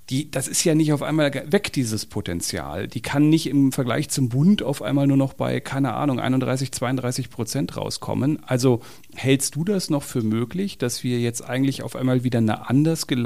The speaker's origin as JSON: {"language": "German", "region": "Berlin", "country": "Germany", "said": "Und auch als Berliner der alle rote Socken Kampagne in Kampagnen in Berlin schon gesehen hat, der von der Linken in Berlin regiert wurde"}